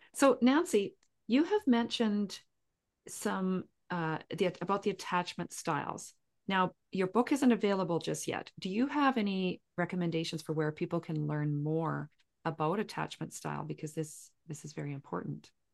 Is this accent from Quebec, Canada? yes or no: no; southern Saskatchewan, Canada; I grew up in southern Saskatchewan right on the Montana border